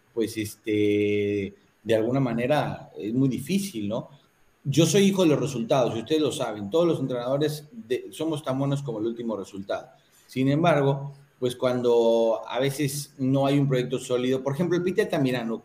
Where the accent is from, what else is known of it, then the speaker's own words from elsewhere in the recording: Mexico; now in Malaysia; soy el único mexicano de todo el continente